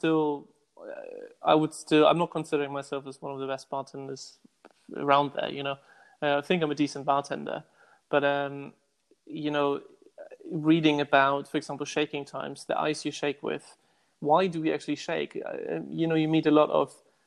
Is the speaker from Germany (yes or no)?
yes; Hamburg, Germany; moved away as an adult; also born or lived in Hong Kong / Bangkok / Macau / Saudi Arabia; now in London, United Kingdom; I'm originally from Hamburg, Germany